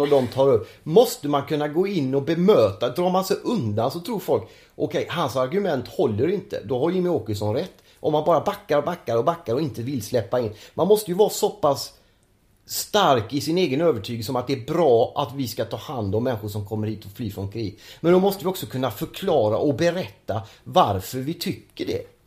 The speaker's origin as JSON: {"language": "Swedish", "town": "Gothenburg", "region": "Västra Götaland", "country": "Sweden", "moved": "yes", "said": "jag är ju från Göteborg"}